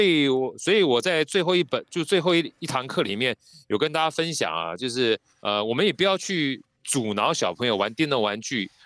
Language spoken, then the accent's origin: Chinese; Taiwan; 因为我们从小在眷村长大